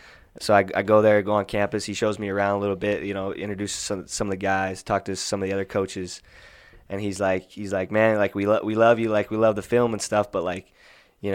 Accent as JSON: {"language": "English", "town": "Moses Lake", "region": "Washington", "country": "United States", "tie": "born or raised there", "said": "I grew up in Moses Lake, Washington, middle of the state"}